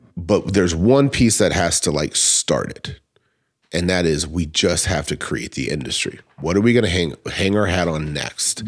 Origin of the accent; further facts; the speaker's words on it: Lake Tippecanoe, near Warsaw, Indiana, United States; I grew up on Tempe. Like, my parents have lived there, um, since I was eighteen. So, like, I'm a Laker kid.